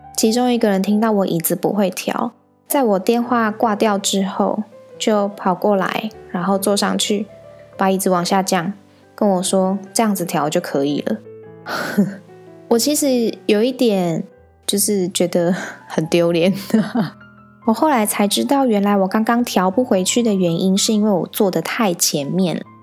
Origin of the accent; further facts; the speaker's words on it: central Taiwan, Taiwan; 我呢是土生土长的中部人